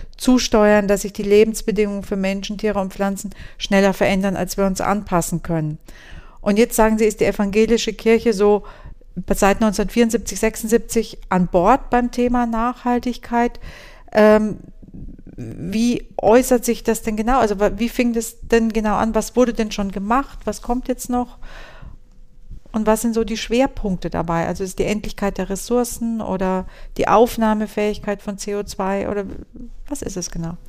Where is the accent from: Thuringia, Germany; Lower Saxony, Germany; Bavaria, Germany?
Bavaria, Germany; Würzburg district; im Landkreis Würzburg, also da, wo ich herkomme